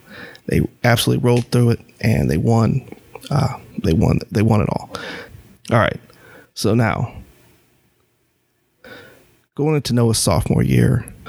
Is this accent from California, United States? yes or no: no; North Carolina, United States; And because we're from North Carolina, he was completely unknown to anyone.